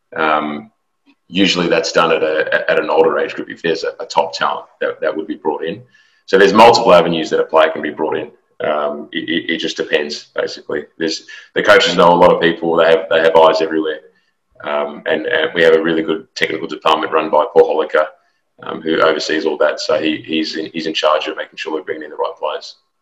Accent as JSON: {"language": "English", "country": "Australia", "tie": "born or raised there", "moved": "as an adult", "lives_now": "Houston, United States", "said": "I'm an Australian native"}